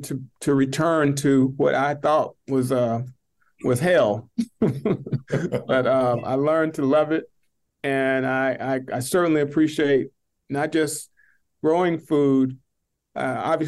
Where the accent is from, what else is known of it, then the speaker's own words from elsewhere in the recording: Alabama, United States; moved away; I'm from Alabama. I grew up farming. I didn't grow up farming. I grew up working in my grandfather's garden